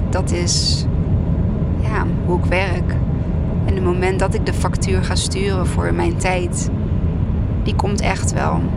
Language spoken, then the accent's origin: Dutch; Arnhem, Gelderland, Netherlands; Ik kom uit Arnhem